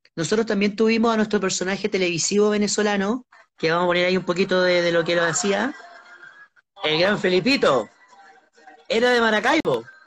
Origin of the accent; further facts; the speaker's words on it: Santiago, Santiago Metropolitan, Chile; lo que nos dicen a los santiaguinos